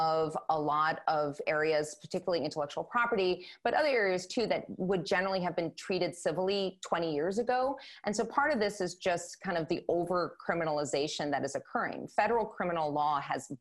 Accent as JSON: {"language": "English", "town": "Madison", "region": "Wisconsin", "country": "United States", "tie": "born or raised there", "said": "growing up in Madison, Wisconsin"}